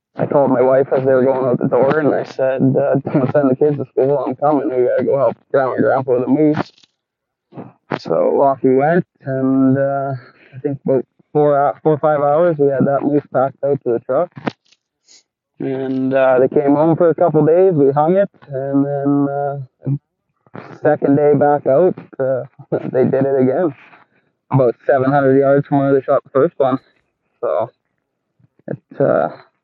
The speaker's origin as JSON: {"language": "English", "region": "Peace River Country", "country": "Canada", "tie": "born or raised there", "moved": "as an adult", "lives_now": "Smithers, Canada", "said": "I grew up in the Peace Country for the most part of my life."}